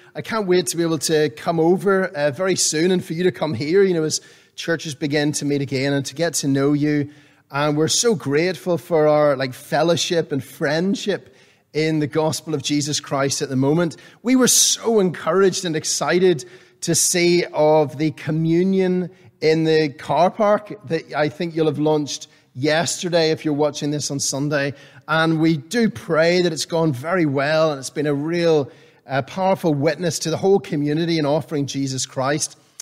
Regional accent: Northern Ireland, United Kingdom; growing up in Northern Ireland, I was used to the cold and the damp and the wet of summer

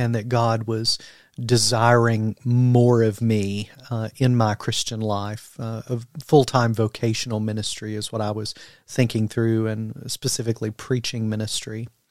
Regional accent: London, Kentucky, United States; moved away; originally from Kentucky, as I told you today, quite interestingly enough, my hometown is London, Kentucky

